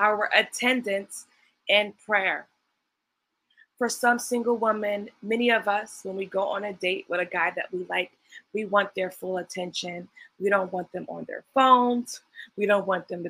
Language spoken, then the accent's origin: English; New York City, New York, United States; I'm from Brooklyn, New York